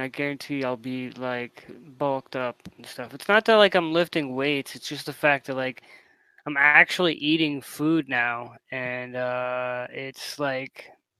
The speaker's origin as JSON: {"language": "English", "town": "Girard", "region": "Pennsylvania", "country": "United States", "tie": "born or raised there", "said": "my hometown of Girard, Pennsylvania"}